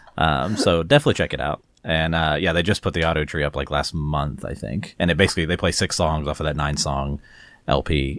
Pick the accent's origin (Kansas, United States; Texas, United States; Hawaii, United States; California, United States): Texas, United States; growing up in Texas like we did